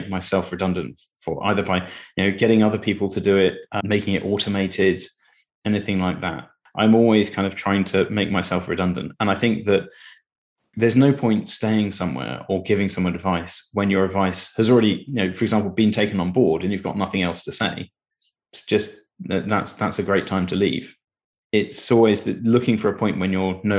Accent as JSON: {"language": "English", "town": "Cambridge", "region": "East of England", "country": "United Kingdom", "tie": "born or raised there", "said": "But I grew up in Cambridge."}